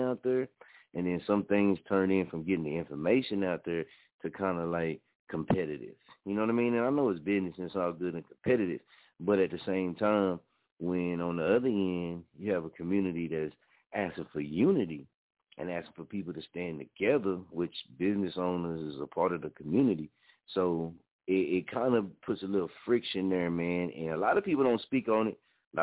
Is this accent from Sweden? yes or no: no; Muskogee, Oklahoma, United States; also born or lived in Wichita, Kansas; it's from my hometown and my city, man. I'm, you know, born and raised here, man. I'm an Okie